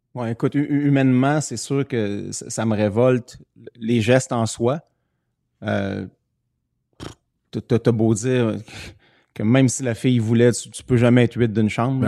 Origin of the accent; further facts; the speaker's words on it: Canada; je suis Canadien.